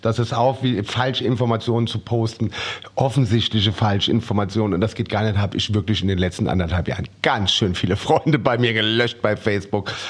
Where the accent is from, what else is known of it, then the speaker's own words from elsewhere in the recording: Germany; bei uns in Deutschland